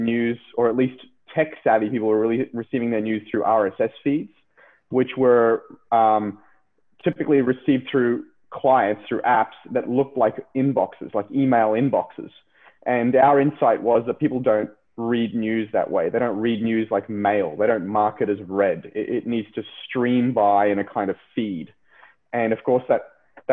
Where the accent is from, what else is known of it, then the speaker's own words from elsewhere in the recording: Brisbane, Queensland, Australia; moved away as an adult; also born or lived in San Francisco; I'm from Brisbane